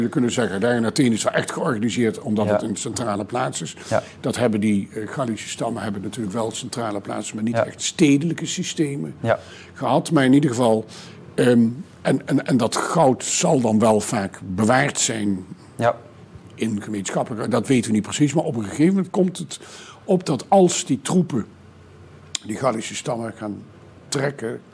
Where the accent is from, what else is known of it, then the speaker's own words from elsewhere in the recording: southern Netherlands, Netherlands; ik kom zelf uit Zuid-Nederland en heb dus zelf als kind ook echt in processies meegelopen